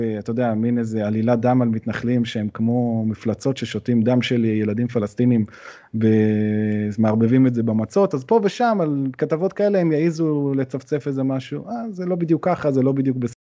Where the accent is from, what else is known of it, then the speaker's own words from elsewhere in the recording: Jerusalem, Jerusalem District, Israel; גדלתי באזור רחביה, אז זה לא גם אזור אה, בירושלים